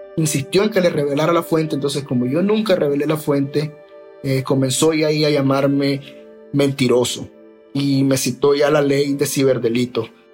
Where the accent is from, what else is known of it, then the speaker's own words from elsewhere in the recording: Nicaragua; soy nicaragüense y periodista